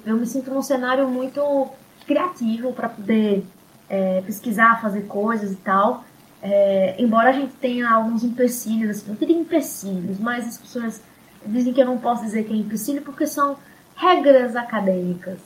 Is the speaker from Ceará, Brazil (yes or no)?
no; Seridó, Rio Grande do Norte, Brazil; essa outra característica do, nosso seridó